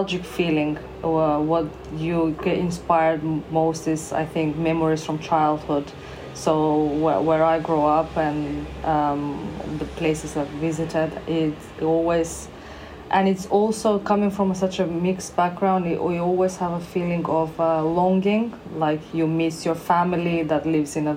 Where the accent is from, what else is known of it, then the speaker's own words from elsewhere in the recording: North Macedonia; now in Bournemouth, United Kingdom; I'm originally from, I'm born in Macedonia. Now it's called North Macedonia.